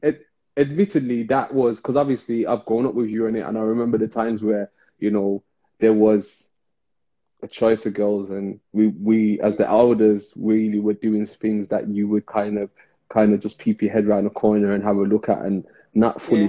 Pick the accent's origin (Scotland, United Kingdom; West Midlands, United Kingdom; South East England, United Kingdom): West Midlands, United Kingdom; Birmingham; especially in inner city Birmingham, we came from Rastafarian parents